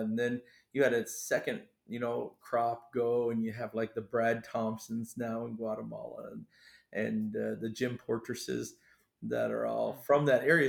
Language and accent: English; Canada; moved away as an adult; also born or lived in Maine, United States; now in Fiji; I was born in Maine and then moved across the border to Canada, where I really grew up till and stayed there till I was 18